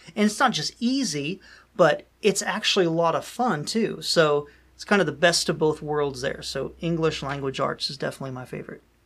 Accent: Dayton, Ohio, United States; moved away; we would all come back to, uh, my hometown, which was Dayton, Ohio

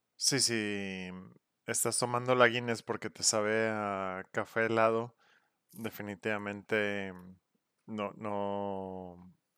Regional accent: Monterrey, Nuevo León, Mexico; somos regios

